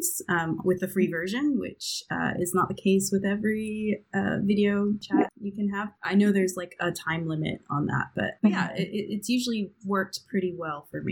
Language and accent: English; California, United States; now in Brussels, Belgium; I'm coming to you from Brussels, Belgium, although I'm originally Californian